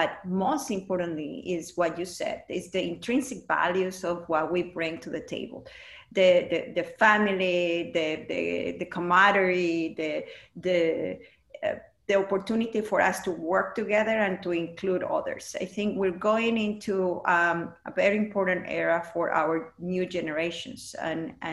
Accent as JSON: {"language": "English", "country": "Mexico", "tie": "born or raised there", "second_language": "English", "lives_now": "United States", "said": "I was born and raised in Mexico, and with all these values, that is important to actually take it into the business."}